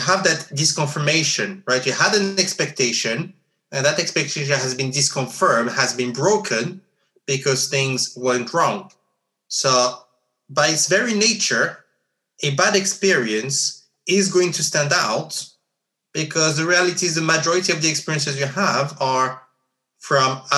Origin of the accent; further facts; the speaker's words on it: Geneva, Switzerland; growing up in Geneva